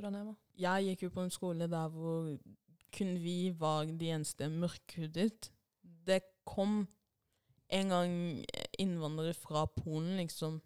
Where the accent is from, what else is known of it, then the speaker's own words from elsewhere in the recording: Norway; first language Swahili; Norwegian is a second language; jeg kom til Norge når jeg var seks år gammel.